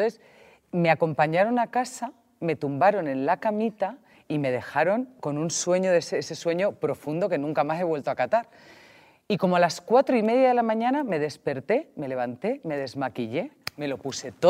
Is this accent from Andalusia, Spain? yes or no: no; Valencian Community, Spain; claro, yo soy alicantina y esto, como vas bajando